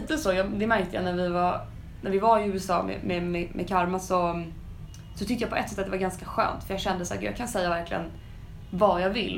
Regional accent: Sweden; vi svenskar

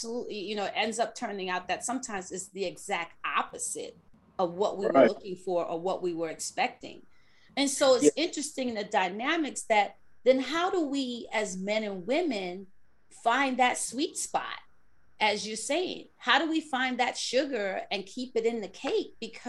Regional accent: New York, United States; a native New Yorker like me.

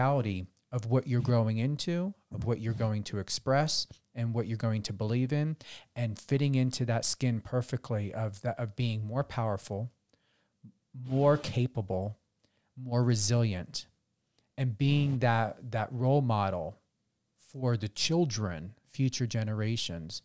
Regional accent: New Jersey, United States; I'm an Aries from New Jersey

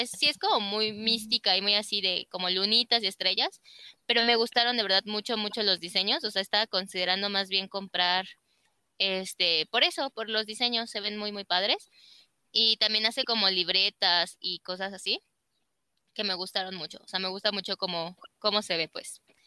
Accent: Celaya, Guanajuato, Mexico; yo nací aquí en Celaya

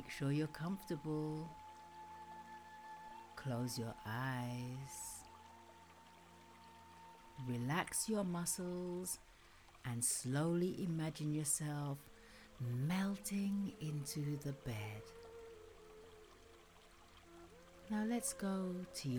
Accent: England, United Kingdom; Being typically English

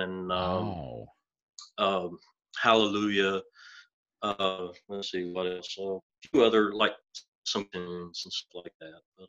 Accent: Winston-Salem, North Carolina, United States; I'm from Winston-Salem, North Carolina

